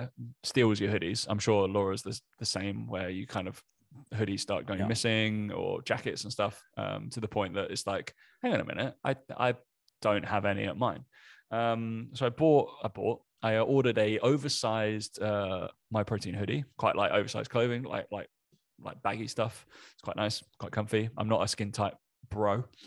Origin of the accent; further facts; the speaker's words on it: East of England, United Kingdom; accent: Essex; I am from Essex, but people can't pick my accent, which is purposeful.